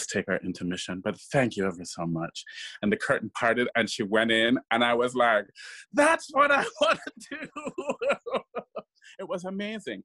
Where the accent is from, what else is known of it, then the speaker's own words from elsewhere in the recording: Kingston, Jamaica; moved away; I grew up in Kingston, Jamaica.